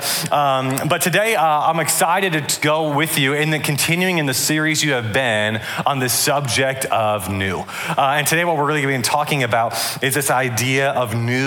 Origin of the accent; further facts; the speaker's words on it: Atlanta, Georgia, United States; also born or lived in Michigan; I'm from Atlanta, Georgia